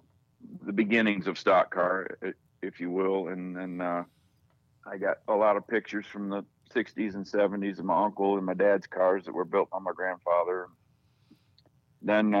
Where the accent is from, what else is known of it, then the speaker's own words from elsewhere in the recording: Michigan, United States; I was born and raised in Michigan.